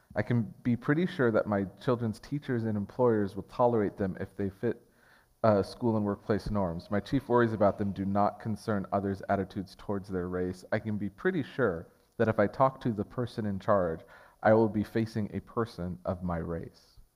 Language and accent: English; Portland, Oregon, United States; I grew up in North Portland. I was raised in North Portland